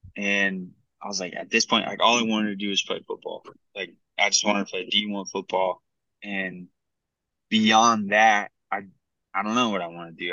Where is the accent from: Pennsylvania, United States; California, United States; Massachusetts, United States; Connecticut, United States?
California, United States; San Diego; I was from San Diego